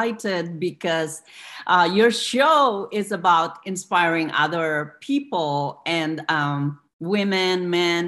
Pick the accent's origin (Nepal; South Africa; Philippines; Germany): Philippines; now in United States; I'm an immigrant from the Philippines